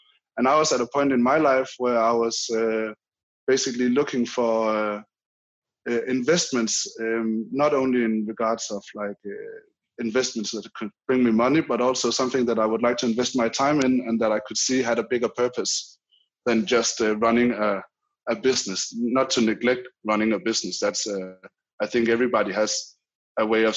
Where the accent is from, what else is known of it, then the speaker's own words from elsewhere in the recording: Denmark; I'm a 30-year-old Dane